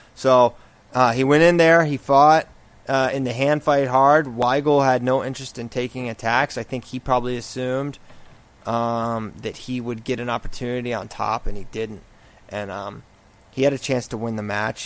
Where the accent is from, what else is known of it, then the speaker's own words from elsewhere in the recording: Virginia, United States; I am from Virginia and I have ties to Tech